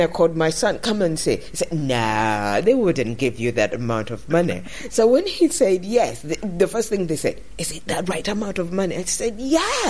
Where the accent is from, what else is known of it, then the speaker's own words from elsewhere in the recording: Uganda; moved away as an adult; now in United Kingdom; When I arrived in Britain here, most of the people, when I told them that I come from Uganda